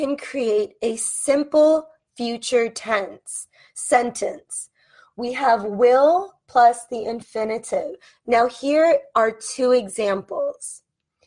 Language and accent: English; United States; I am an American English teacher from the United States